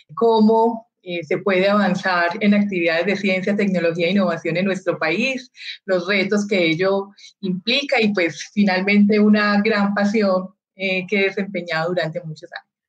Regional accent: Colombia; como colombianos

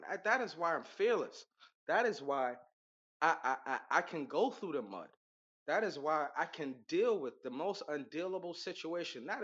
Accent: Las Vegas, Nevada, United States; born there; By the way, I was born in Las Vegas

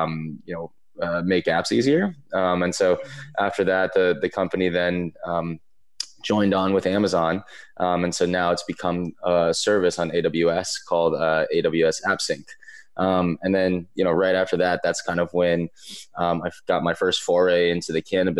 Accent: East Coast, United States; I grew up growing up on the East Coast

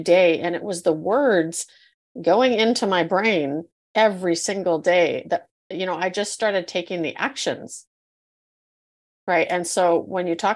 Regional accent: Canada; usually we're Canadian

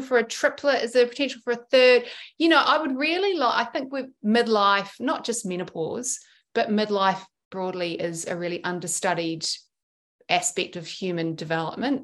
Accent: New Zealand; now in Sydney, Australia; I grew up in New Zealand and we went back

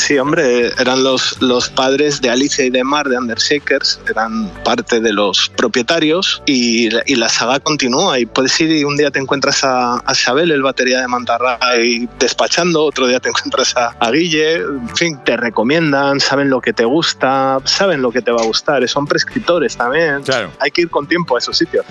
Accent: Gijón, Asturias, Spain; De Gijón

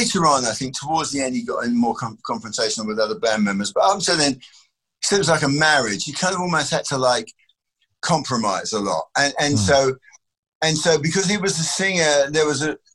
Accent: England, United Kingdom; being English

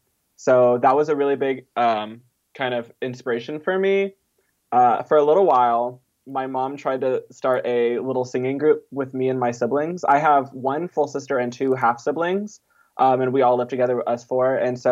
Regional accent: Mississippi, United States; born there; also born or lived in Southeast Texas / Southern California / Bay Area; No, I was born in Mississippi, actually.

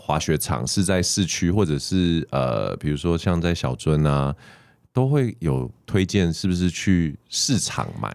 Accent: Taiwan; 我们台湾人

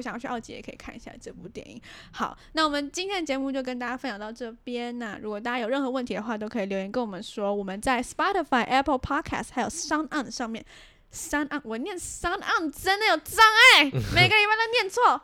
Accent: Taiwan; 我们台湾人

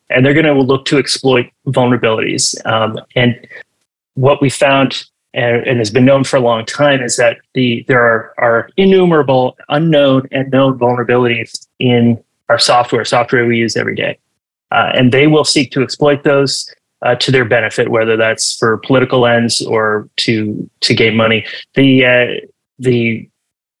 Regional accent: Canada; my home country, Canada

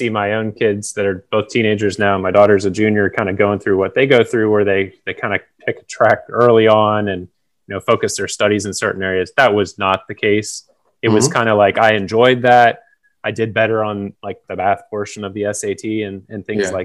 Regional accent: Orange Park, Florida, United States; I am a native of Orange Park, Florida, which is a suburb of Jacksonville. I was born and raised there.

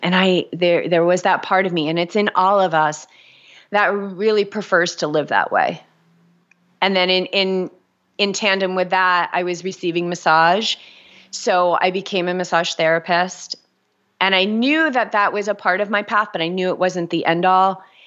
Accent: New England, United States; also born or lived in Boulder, Colorado; now in Newport, United States; I grew up in New England, so I love New Englanders

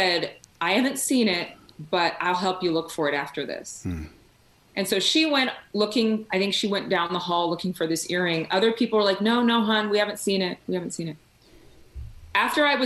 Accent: Sacramento, California, United States; moved away; also born or lived in Texas; I was raised in Sacramento, or outside of Sacramento

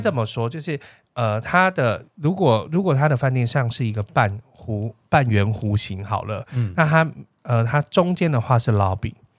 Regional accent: Taiwan; 通常你知道我们台湾人就对汉堡这件事

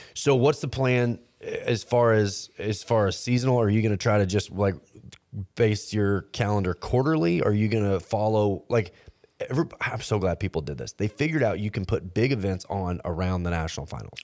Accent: Fort Worth, Texas, United States; moved away; also born or lived in Oregon; I grew up in Fort Worth

